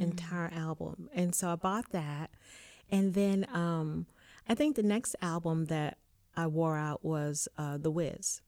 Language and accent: English; Richmond, Virginia, United States; I am from Richmond, Virginia